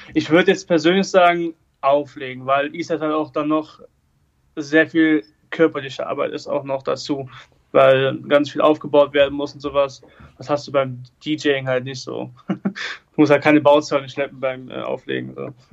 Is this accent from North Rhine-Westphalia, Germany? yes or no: yes; Erkelenz, North Rhine-Westphalia, Germany; Ich komme äh, aus Erkelenz, also aus Katzem mhm. Das ist ein Dorf mit 800 äh, Einwohnern